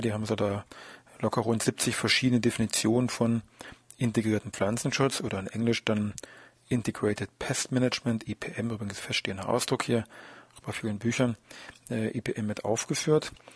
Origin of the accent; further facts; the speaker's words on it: Germany; bei uns in Deutschland